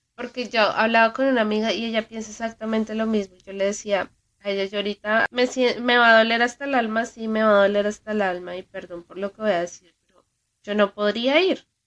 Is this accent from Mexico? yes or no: no; Colombia; now in United States; Sigo siendo muy colombiana